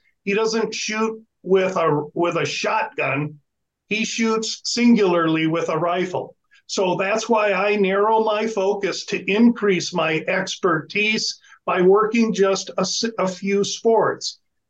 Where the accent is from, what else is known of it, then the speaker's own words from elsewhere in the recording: Nebraska, United States; moved away; I'm from Nebraska.